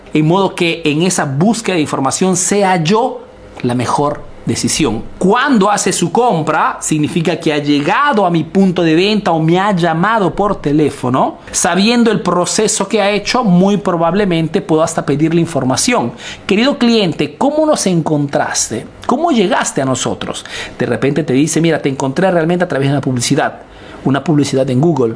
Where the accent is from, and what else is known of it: Peru; now in Italy